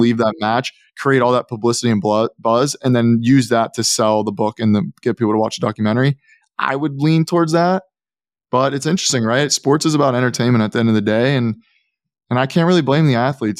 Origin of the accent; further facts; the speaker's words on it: Pittsburgh, Pennsylvania, United States; I'm from Pittsburgh